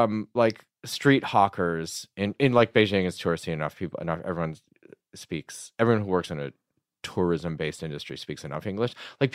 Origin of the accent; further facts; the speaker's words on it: Michigan, United States; I was growing up in Michigan around, you know, in my retrospect opinion, probably too many white people.